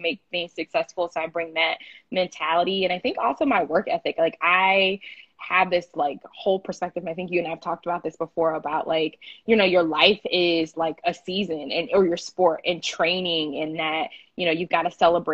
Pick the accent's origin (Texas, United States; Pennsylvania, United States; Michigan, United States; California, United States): Texas, United States; Houston; moved away; also born or lived in Syracuse; I grew up in Houston, Texas. I was born there